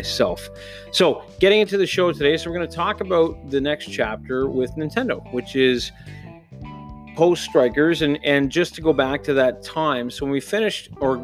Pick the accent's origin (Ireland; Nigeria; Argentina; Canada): Canada; near Toronto, Ontario; As I grew up near Toronto, we used to go to the CNE, the Canadian National Exhibition